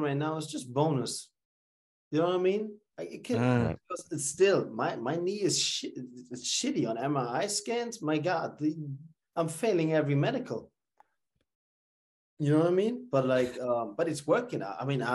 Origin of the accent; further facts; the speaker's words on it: Bremen, Germany; moved away as an adult; also born or lived in New York; I grew up in Bremen, never made the academy in Werder Bremen